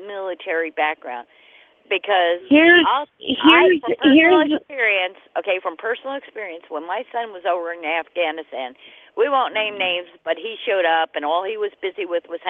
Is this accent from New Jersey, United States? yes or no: yes; New Jersey, United States; I'm from New Jersey